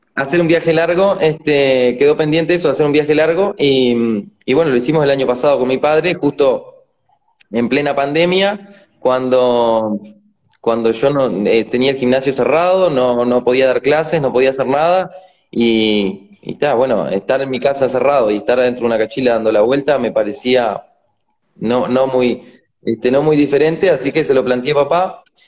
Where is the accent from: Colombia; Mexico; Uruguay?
Uruguay; Treinta y Tres; also born or lived in Maldonado, Uruguay; Desde, sí, desde que nací acá